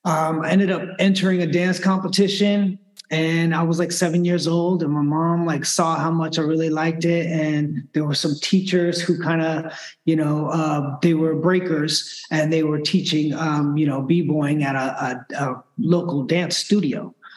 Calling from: Los Angeles, California, United States; I'm calling in from a dance studio here in Los Angeles, North Hollywood.

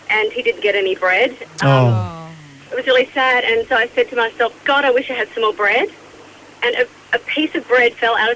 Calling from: Gold Coast, Queensland, Australia; I'm from the Gold Coast at the moment.

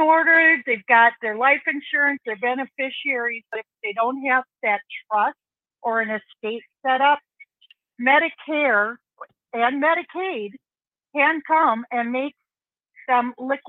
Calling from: Wisconsin, United States; I'm calling from Wisconsin.

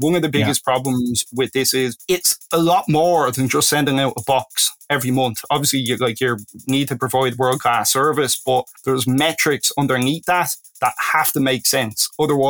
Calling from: Dublin, Leinster, Ireland; I am calling in from Dublin, Ireland.

